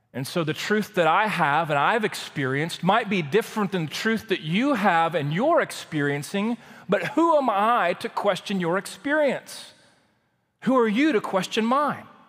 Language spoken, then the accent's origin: English; Waco, Texas, United States; moved away as an adult; also born or lived in College Station, Texas; I grew up in Waco, Texas.